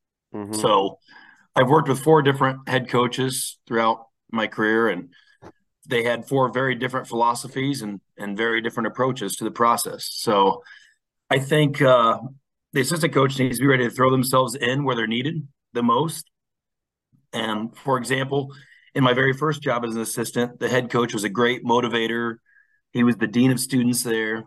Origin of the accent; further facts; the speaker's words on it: Peoria, Illinois, United States; also born or lived in Chicago, Illinois; I moved back to my hometown of Peoria, Illinois